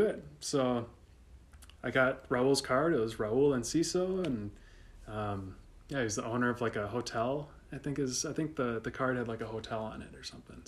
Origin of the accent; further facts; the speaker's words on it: Minnesota, United States; I'm from Minnesota.